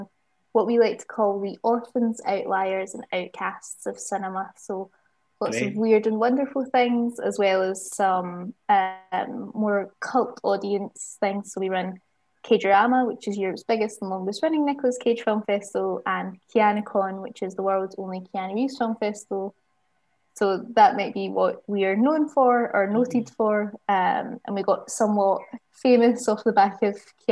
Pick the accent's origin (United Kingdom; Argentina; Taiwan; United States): United Kingdom; Glasgow, Scotland; moved away as an adult; now in Bristol, United Kingdom; we moved from Glasgow and came down